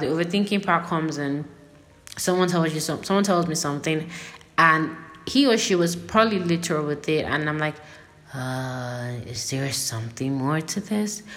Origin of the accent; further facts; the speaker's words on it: Nigeria; I'm Nigerian